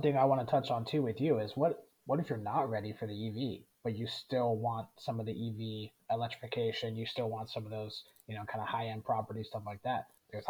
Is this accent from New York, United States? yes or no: no; San Diego, California, United States; I'm from San Diego.